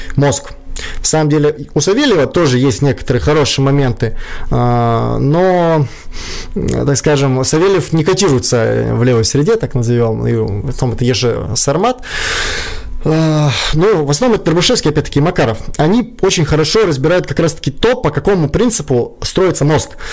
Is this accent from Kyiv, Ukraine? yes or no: yes; Kyiv, Ukraine; moved away as an adult; now in Saint Petersburg, Russia; я сам из Украины. Там, я до 20 лет жил в Киеве.